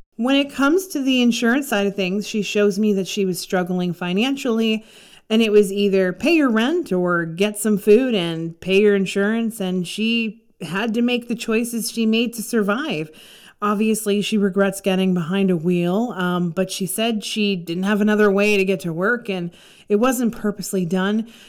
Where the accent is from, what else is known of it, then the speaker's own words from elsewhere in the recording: Canada; I'm from Canada